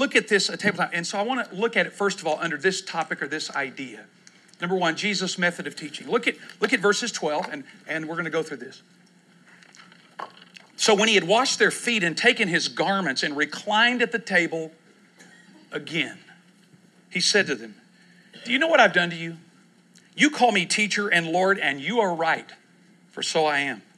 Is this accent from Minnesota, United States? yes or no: no; Texas, United States; now in Oklahoma City, United States; I grew up in Texas